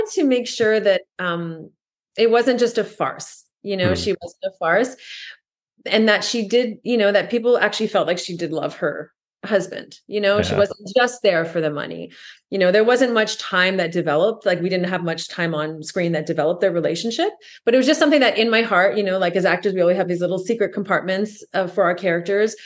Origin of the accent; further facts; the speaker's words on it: Canada; I'm French Canadian